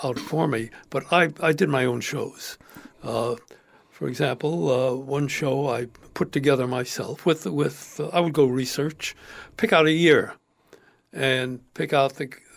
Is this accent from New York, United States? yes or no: yes; New York, United States; I grew up in New York